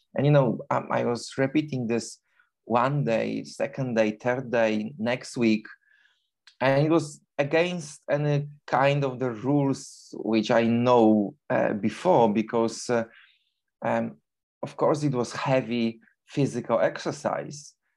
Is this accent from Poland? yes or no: yes; Poland; English is a second language; moved away as an adult; now in London, United Kingdom; originally I'm from Poland, but for the past 21 years I live in, in London, in United Kingdom